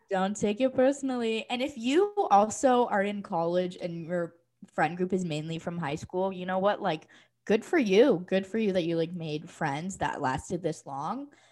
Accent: Issaquah, Washington, United States; moved away as an adult; now in Colorado, United States; I loved growing up in Issaquah.

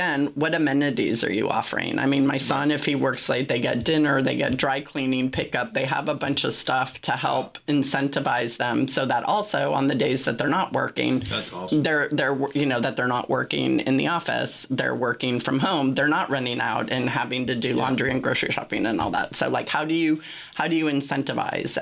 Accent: San Francisco, California, United States; I'm from San Francisco

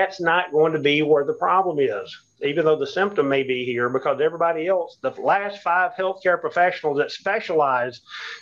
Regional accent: the South, United States; we're from the South here

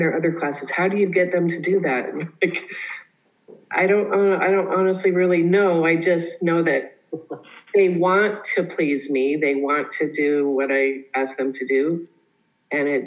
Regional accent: Colorado, United States; I grew up in Colorado

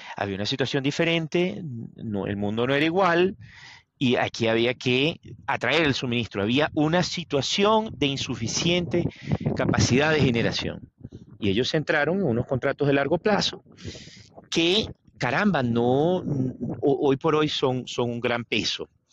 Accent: Venezuela; moved away; vengo de Venezuela

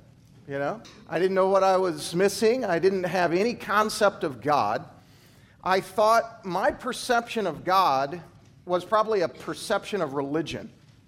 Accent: Kansas, United States; also born or lived in Tuscaloosa, Alabama; now in Nebraska, United States; I came from Alabama. Now, I grew up in Kansas, but I've worked the past 10 years in Alabama. And the town I was in was Tuscaloosa, where the University of Alabama is.

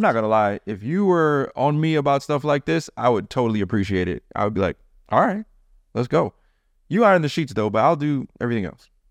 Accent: Jamaica; I'm Jamaican

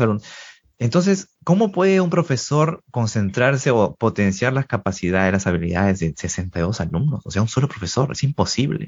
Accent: Trujillo, La Libertad, Peru; also born or lived in Lima; Yo soy de Trujillo, una provincia de Perú

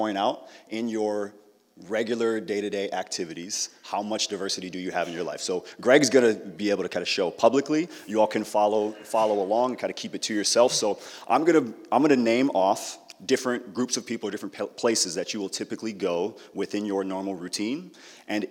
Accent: Apple Valley, Minnesota, United States; I grew up in Apple Valley, and it looked a lot different growing up than it does now.

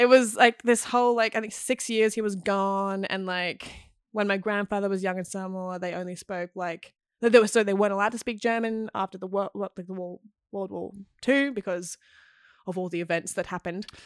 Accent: Queensland, Australia; moved away; also born or lived in Melbourne; I grew up in Queensland

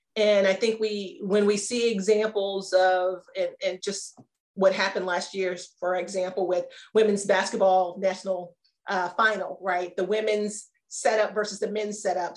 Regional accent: Maryland, United States; moved away; also born or lived in Arizona; I grew up in Maryland

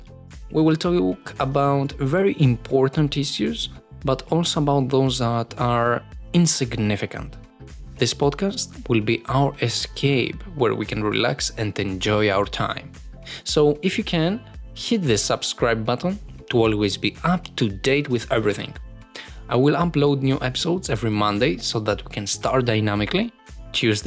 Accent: Athens, Attica, Greece; I was born in Greece, and more specifically, in Athens.

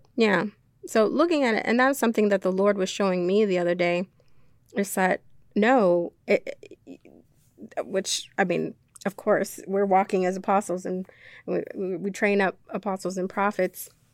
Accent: Jamaica; moved away; as a child, um, I was born in Jamaica.

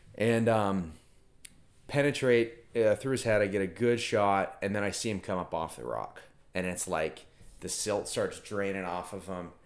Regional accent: Merritt Island, Florida, United States; born or raised there; also born or lived in Virginia

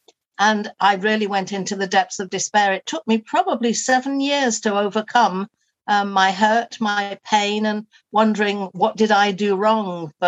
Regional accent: Liverpool, North West England, United Kingdom; moved away as an adult; So I was brought up in Liverpool and I loved it, and I used to do ferry across the Mersey and all those sorts of things. Oh. And then moved away when I got to about 19 or 20.

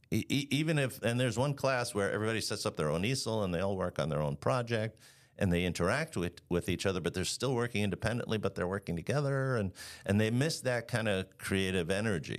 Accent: Long Island, New York, United States; also born or lived in Florida / Dallas, Texas; now in Chicago, United States; I'm originally from Long Island.

